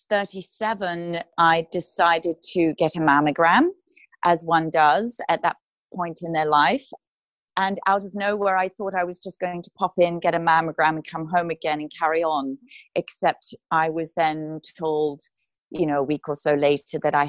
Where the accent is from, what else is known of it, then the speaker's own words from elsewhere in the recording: United Kingdom; moved away as an adult; now in Los Angeles, United States; I am a British classical crossover artist, moved to Los Angeles about 11 years ago